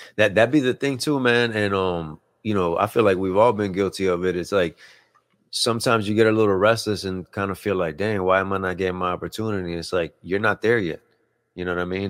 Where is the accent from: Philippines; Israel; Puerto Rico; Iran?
Puerto Rico; moved away; we're originally from Puerto Rico, like, I was born in Puerto Rico